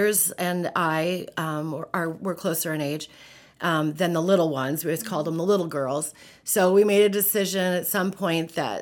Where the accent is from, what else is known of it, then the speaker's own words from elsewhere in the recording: Antelope County, Nebraska, United States; I grew up in Antelope County, which is in the northeast portion of the state. I grew up on a dairy farm in the middle of nowhere